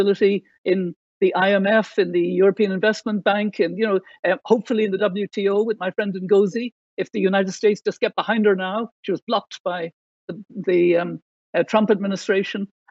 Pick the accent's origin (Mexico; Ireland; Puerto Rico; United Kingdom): Ireland; Ballina, Connacht; we both have a connection with Ballina, my hometown